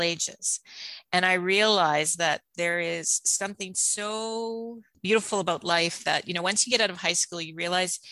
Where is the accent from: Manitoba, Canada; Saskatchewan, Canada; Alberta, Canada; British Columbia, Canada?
Manitoba, Canada; Steinbach; also born or lived in Toronto; I grew up in Steinbach. I'm Canadian born.